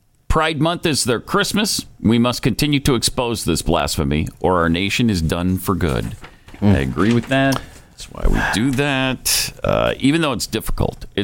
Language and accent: English; Helena, Montana, United States; born or raised there; moved away